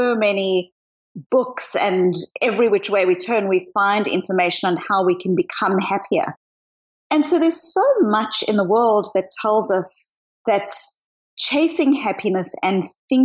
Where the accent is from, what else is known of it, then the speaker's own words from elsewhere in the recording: South Africa; also born or lived in Australia / New Zealand; now in Boston, United States; I grew up in apartheid South Africa